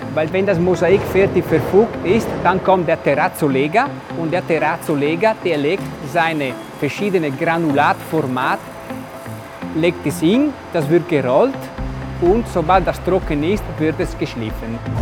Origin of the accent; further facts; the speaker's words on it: Italy; German is a second language; ich als Italiener